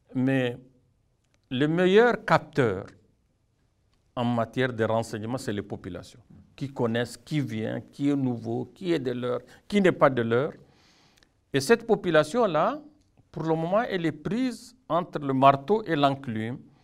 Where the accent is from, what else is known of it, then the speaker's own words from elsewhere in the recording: Chad; chez nous au Tchad